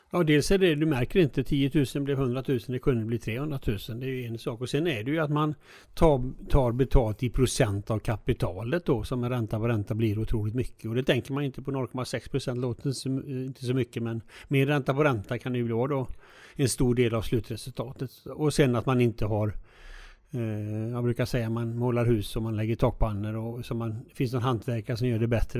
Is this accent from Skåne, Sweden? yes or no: no; Alingsås, Västra Götaland, Sweden; also born or lived in United States; jag är ju född i Alingsås, eh, son till en bilhandlare då